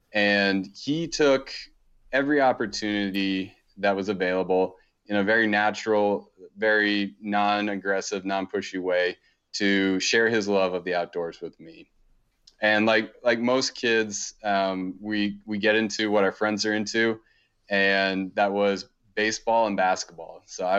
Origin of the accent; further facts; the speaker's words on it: Maryland, United States; So growing up, I grew up on the East Coast in a pretty kind of typical suburb. We were about 30, 40 minutes outside of Baltimore, pretty close to DC.